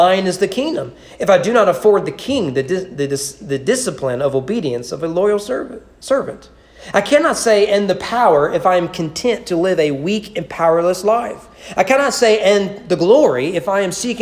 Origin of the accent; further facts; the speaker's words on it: United States; As an American